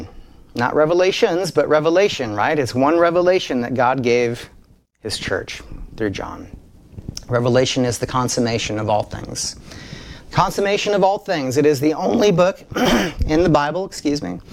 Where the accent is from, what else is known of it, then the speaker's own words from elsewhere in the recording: South Dakota, United States; when I was a kid growing up in South Dakota